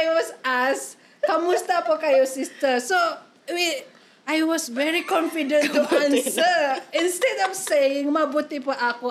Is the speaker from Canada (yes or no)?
no; Malaysia; moved away as an adult; now in Philippines; I'm Malaysian